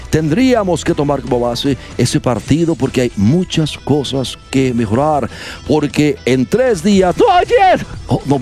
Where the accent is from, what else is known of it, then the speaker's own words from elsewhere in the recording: Mexico; debe entender lo que somos los mexicanos